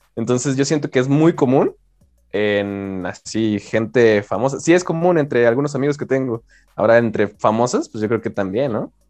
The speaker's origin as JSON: {"language": "Spanish", "country": "Mexico", "said": "yo siento que tengo que ser mexicano y como buen mexicano"}